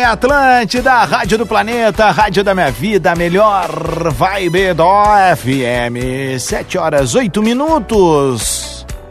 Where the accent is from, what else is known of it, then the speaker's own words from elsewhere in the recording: Viamão, Rio Grande do Sul, Brazil; uma parte muito bonita da minha infância em Viamão